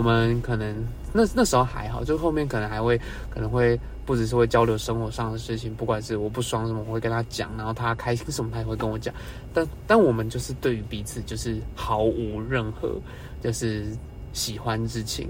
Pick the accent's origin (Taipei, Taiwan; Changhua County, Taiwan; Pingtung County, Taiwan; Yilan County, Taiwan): Taipei, Taiwan; 我是台北人